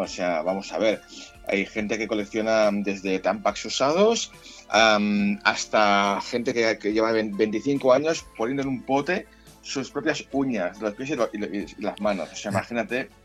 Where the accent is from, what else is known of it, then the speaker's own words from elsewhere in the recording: Catalonia, Spain; yo soy catalán